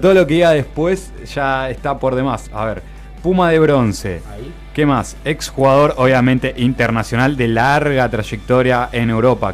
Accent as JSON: {"language": "Spanish", "town": "Tigre", "region": "Buenos Aires Province", "country": "Argentina", "said": "yo soy de Tigre"}